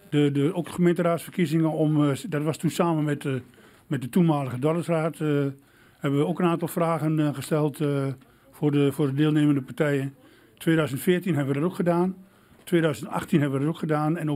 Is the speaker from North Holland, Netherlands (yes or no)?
no; Enschede, Overijssel, Netherlands; moved away as an adult; now in Glanerbrug, Netherlands; Ik ben de jongen van het Patmos.